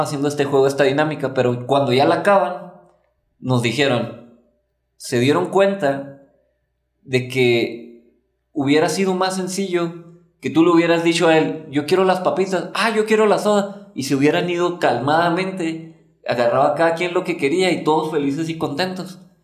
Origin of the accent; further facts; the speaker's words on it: Mexico; en nuestra cultura de México